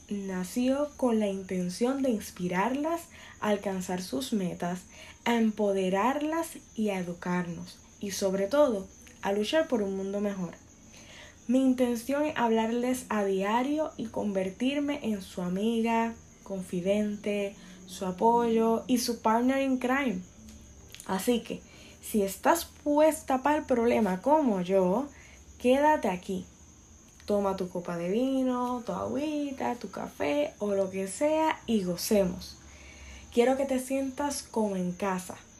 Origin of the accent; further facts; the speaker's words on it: Puerto Rico; soy boricua